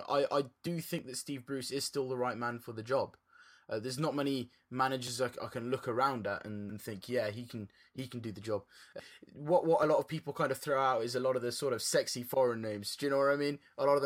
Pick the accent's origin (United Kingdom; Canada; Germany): United Kingdom; England; We as English fans, right? I don't think we have the same sort of passion as teams like Iceland.